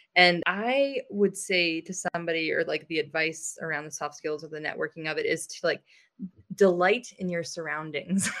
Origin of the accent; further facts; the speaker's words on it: United States; I'm American